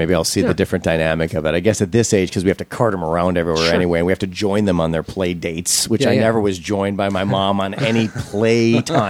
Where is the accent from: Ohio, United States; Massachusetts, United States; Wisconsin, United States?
Wisconsin, United States; now in Los Angeles, United States; I'm from Wisconsin.